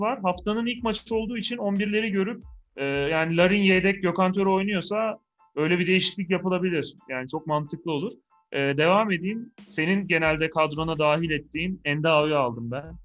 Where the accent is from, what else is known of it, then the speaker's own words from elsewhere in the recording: Malatya, Turkey; bir Malatyalı olarak.